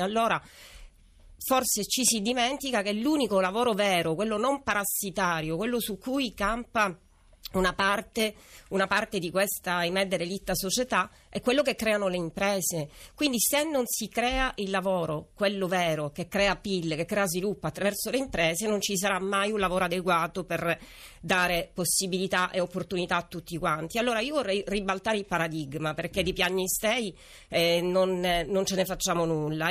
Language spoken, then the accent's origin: Italian; Sicily, Italy; da siciliani